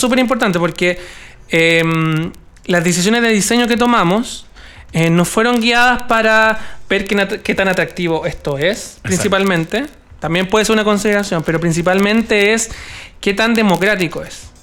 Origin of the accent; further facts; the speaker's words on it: Chile; somos 17 millones chilenos